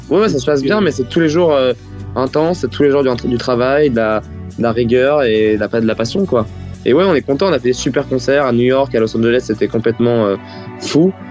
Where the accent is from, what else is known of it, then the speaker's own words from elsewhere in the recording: France; être français